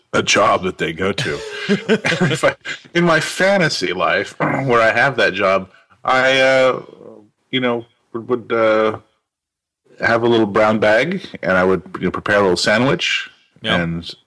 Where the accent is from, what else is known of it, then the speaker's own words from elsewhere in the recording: United States; I'm an American